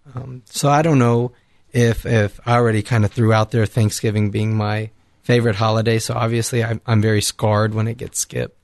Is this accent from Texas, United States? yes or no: yes; Victoria, Texas, United States; moved away; from the Diocese of Victoria in Texas